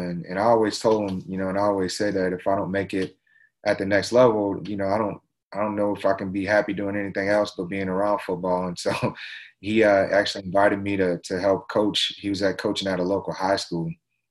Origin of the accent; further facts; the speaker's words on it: New Orleans, Louisiana, United States; moved away as an adult; also born or lived in Utah / West Virginia; I'm originally from New Orleans, Louisiana, born and raised, and went to Utah State.